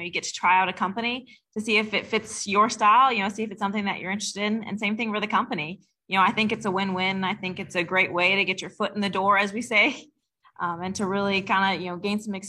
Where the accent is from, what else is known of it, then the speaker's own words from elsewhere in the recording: Albuquerque, New Mexico, United States; moved away as an adult; now in Mooresville, United States; I'm originally from Albuquerque, New Mexico.